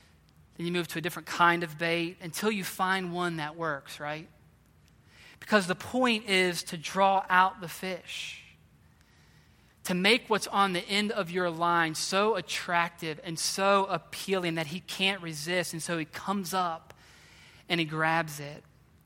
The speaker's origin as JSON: {"language": "English", "region": "West Virginia", "country": "United States", "tie": "born or raised there", "said": "I grew up in West Virginia hunting and fishing. Loved it."}